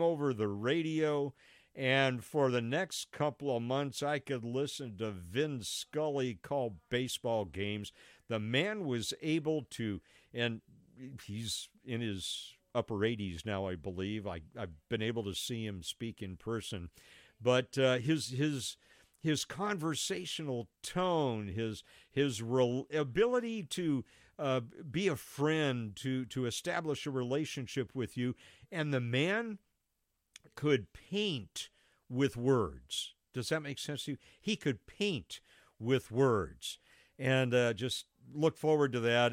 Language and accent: English; Los Angeles, California, United States; moved away; I grew up in Los Angeles, and so I grew up with the baseball team that's in Los Angeles